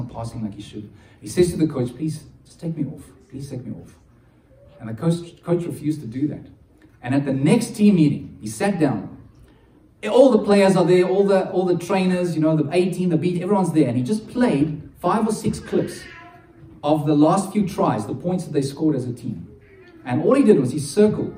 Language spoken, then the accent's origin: English; South Africa; being South African